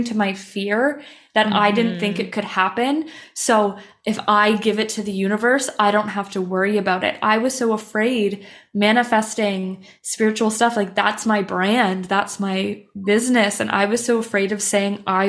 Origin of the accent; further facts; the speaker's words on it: Canada; moved away as an adult; now in Copenhagen, Denmark; I'm Canadian, but I'm living in Copenhagen, Denmark